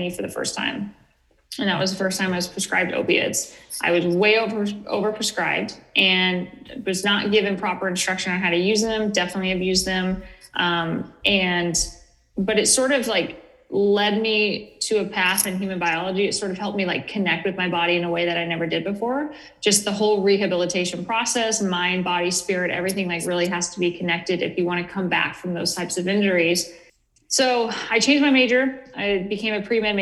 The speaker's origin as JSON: {"language": "English", "region": "Northern California", "country": "United States", "tie": "born or raised there", "also_born_or_lived": "Portland", "moved": "as an adult", "said": "I grew up in Northern California, very rural, very conservative area"}